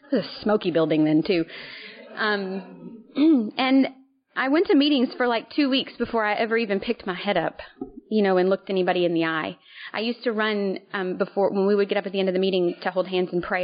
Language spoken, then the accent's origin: English; Little Rock, Arkansas, United States; moved away as an adult; now in New Hampshire, United States; I currently live in New Hampshire, but um born and raised in Little Rock.